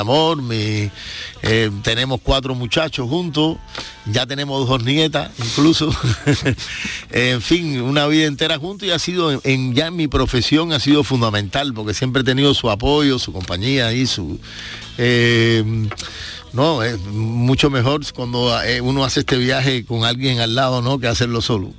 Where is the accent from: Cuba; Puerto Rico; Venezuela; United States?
Cuba; como los cubanos somos posibles inmigrantes